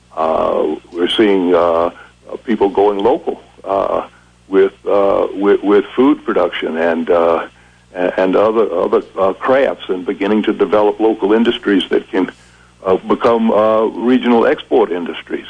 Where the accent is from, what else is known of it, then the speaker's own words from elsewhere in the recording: South Carolina, United States; moved away; also born or lived in Vermont; I grew up down there in in the 1950s